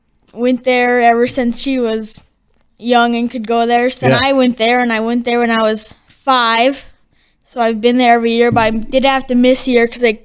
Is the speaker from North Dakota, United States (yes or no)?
yes; West Fargo, North Dakota, United States; now in Horace, United States; So I'm from West Fargo. I just moved to Horace. I go to Horace High School.